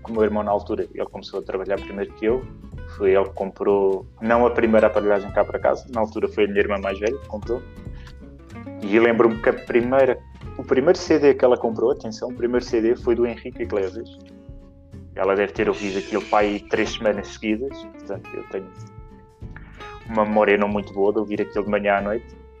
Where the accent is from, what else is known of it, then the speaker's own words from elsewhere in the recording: Sintra, Lisbon, Portugal; moved away as an adult; also born or lived in Queluz / Bicesse; now in Cascais, Portugal; sou da Serra das Minas, que foi onde, onde criei as minhas memórias, onde fui criado